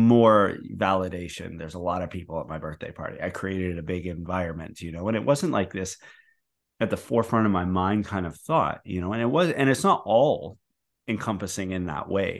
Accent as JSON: {"language": "English", "country": "Canada", "said": "I say process, 'cause I'm from Canada"}